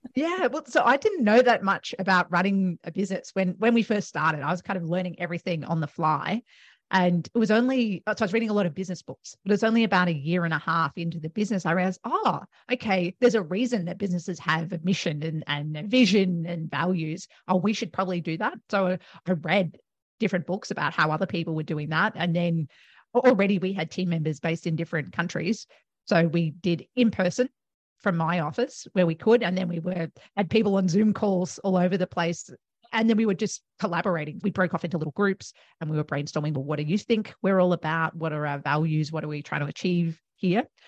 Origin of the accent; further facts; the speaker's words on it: Melbourne, Victoria, Australia; moved away as an adult; now in Gold Coast, Australia; I am originally from Melbourne